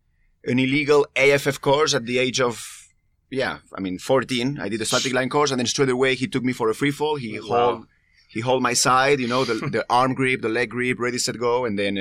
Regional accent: Spain; from Spain.

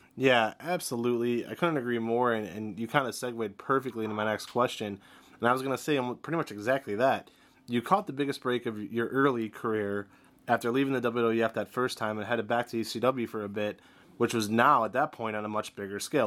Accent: Ohio, United States; also born or lived in Cleveland; I'm here from Ohio too. I'm up here in Cleveland

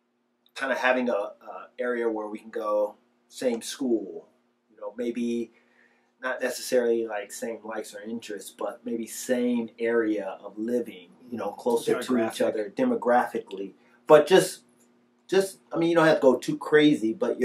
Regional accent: Detroit, Michigan, United States; growing up in Michigan

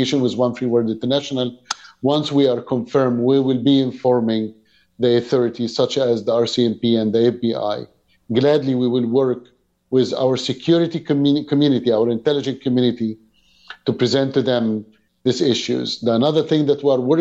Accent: Egypt; now in Canada; I came from Egypt background

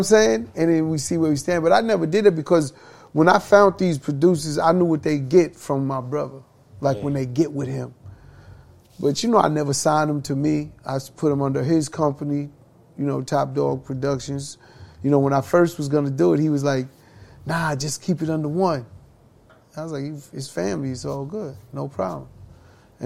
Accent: New York City, New York, United States; growing up in Hollis, Queens, everyone would be like, yo, that's Chris' little brother

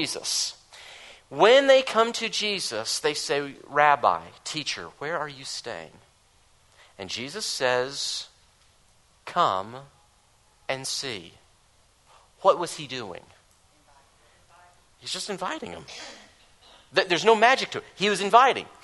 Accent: the South, United States; I'm from the South

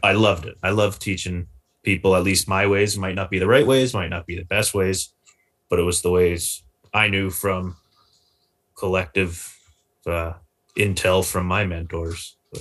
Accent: Maple Ridge, British Columbia, Canada; born and raised in the Lower Mainland, Maple Ridge

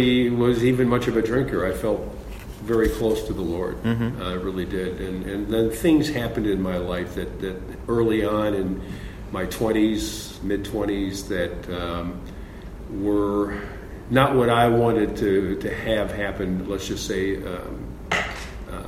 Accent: Chicago, Illinois, United States; also born or lived in Terre Haute, Indiana; now in Dayton, United States; I was born and raised in the Chicago area.

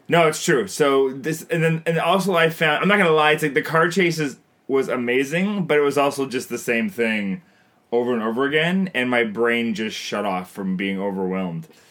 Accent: Canada; I'm Canadian filmmaker

